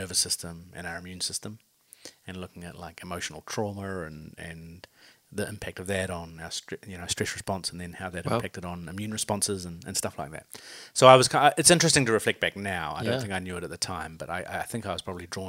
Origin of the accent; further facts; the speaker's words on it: Hastings, Hawke's Bay, New Zealand; now in Auckland, New Zealand; Currently live in Auckland, Tamaki Makaurau, but I was born and raised in the Hawke's Bay